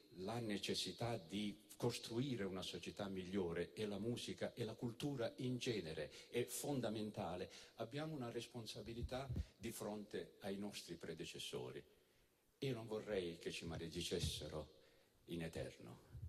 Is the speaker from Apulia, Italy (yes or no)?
yes; Apulia, Italy; also born or lived in Naples / Molfetta; io sono un ragazzo nato in, a Napoli e cresciuto in Puglia